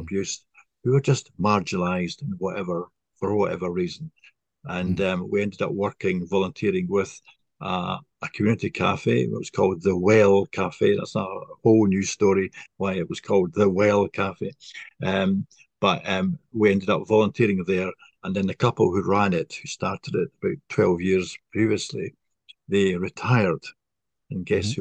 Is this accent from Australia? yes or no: no; Scotland, United Kingdom; moved away as an adult; also born or lived in east coast of England; now in England; I'm from originally from Scotland, not Ireland.